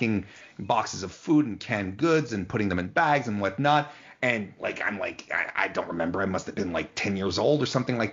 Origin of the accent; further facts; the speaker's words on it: Quebec City, Quebec, Canada; I'm from Quebec City